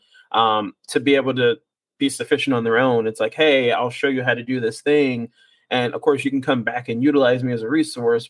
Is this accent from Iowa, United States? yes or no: no; Ohio, United States; moved away as an adult; now in Dallas, United States; back in my hometown in Ohio